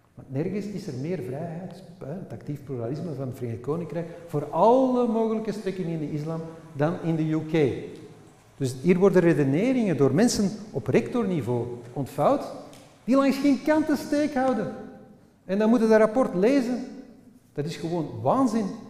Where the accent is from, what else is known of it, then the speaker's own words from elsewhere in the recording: Flanders, Belgium; Wij zijn Vlamingen en we wonen aan de Noord. Wij spreken Nederlands met elkaar.